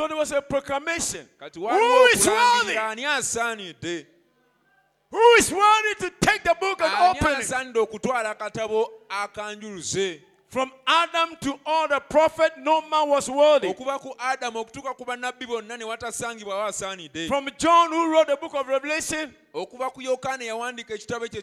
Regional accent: Ghana; I came all the way from Ghana

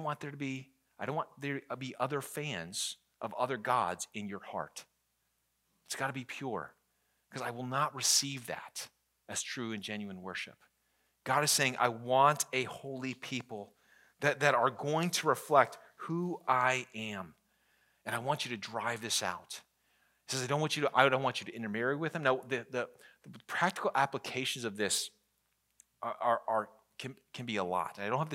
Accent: Virginia, United States; I grew up in the Northern Virginia, and so most of my sports teams are Washington, D.C. sports teams.

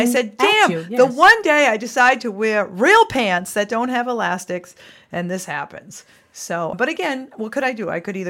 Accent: Massachusetts, United States; We're from Massachusetts.

